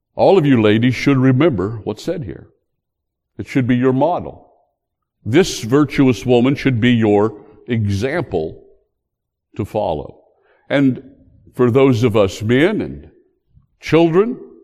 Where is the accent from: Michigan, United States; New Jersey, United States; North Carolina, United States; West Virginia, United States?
West Virginia, United States; my home state